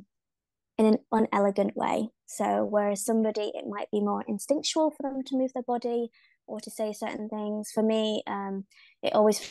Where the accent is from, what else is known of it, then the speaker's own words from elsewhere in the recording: the north of England, United Kingdom; accent: north of England; I am from the UK. Not just London, so my accent might sound a little bit funny because it's actually from the north of England, where we've got lots of farmland.